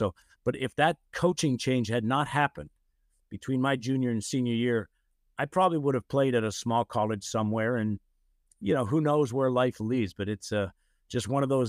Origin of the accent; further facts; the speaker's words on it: Erie, Pennsylvania, United States; there were seven of us siblings growing up in Western Pennsylvania in Erie, and we just played football out on the side yard.